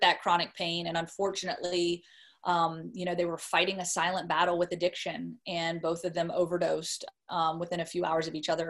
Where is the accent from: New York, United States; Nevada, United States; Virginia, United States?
Virginia, United States; Roanoke; moved away as an adult; flew home to Roanoke, Virginia, which is my hometown